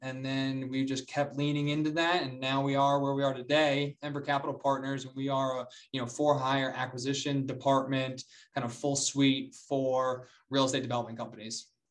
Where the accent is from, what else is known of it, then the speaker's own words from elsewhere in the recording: Charlotte, North Carolina, United States; moved away as an adult; also born or lived in Columbia, South Carolina; now in Denver, United States; I moved back to Charlotte. I'm from Charlotte